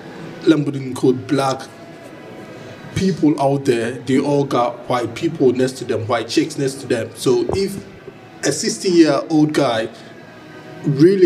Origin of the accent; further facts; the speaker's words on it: Ghana; moved away; I grew up in Ghana